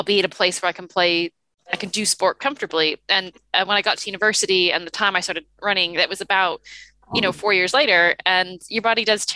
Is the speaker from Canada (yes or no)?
yes; Toronto, Ontario, Canada; also born or lived in New Zealand; as you can tell from my accent, I grew up in Toronto